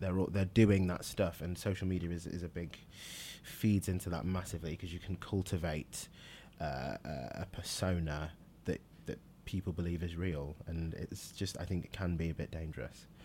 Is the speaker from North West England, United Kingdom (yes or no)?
yes; Manchester, North West England, United Kingdom; also born or lived in Liverpool / Nigeria; moved to Manchester, which I s, I do consider my hometown.